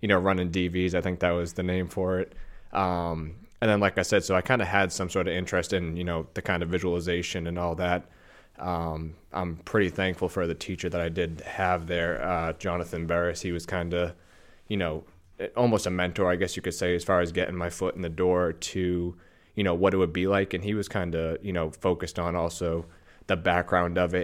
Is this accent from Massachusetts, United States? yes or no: yes; North Shore, outside Boston, Massachusetts, United States; I grew up, uh, North Shore, so about probably twenty, twenty-five minutes outside of, you know, Boston.